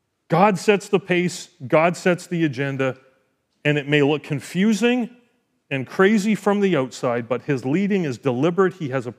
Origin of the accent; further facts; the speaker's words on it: Edmonton, Alberta, Canada; I mean, I came from Edmonton. I knew what those were like.